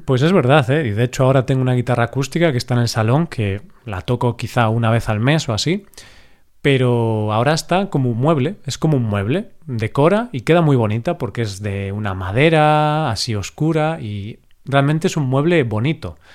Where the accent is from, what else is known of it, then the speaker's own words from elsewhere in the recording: Spain; siendo español